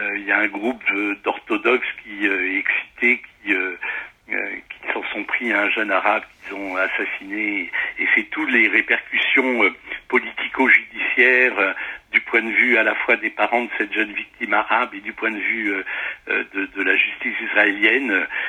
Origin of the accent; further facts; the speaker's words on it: the Midi, southern France, France; now in Paris, France; je suis natif du, du, midi de la France, donc c'est ma maison natale